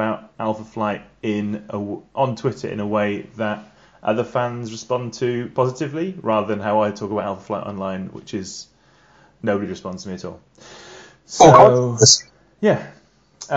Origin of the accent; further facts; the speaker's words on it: England, United Kingdom; I'm English